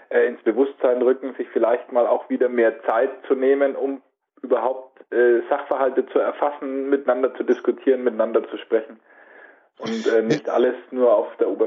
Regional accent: Nuremberg, Bavaria, Germany; aber bei uns in Nürnberg gab es nur den BR und ansonsten ARD und ZDF

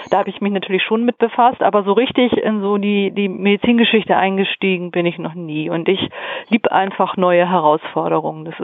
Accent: Hamburg, Germany; now in Nordheide, Germany; Und hier bei mir in der Region, also ich bin halt aus Hamburg, Hamburg, lebe aber in der Nordheide, gibt es die Heideklöster.

